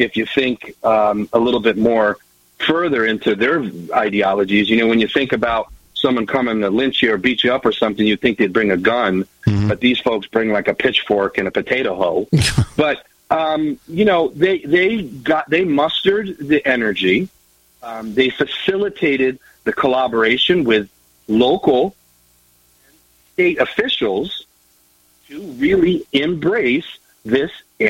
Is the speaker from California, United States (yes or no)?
no; New York, United States; moved away as an adult; now in Pawlet, Vermont, United States; I grew up in New York